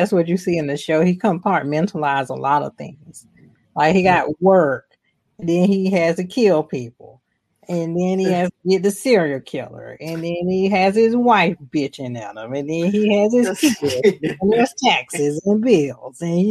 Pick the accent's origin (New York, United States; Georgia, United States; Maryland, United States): Georgia, United States; Atlanta; was based in my hometown, so it was based in Atlanta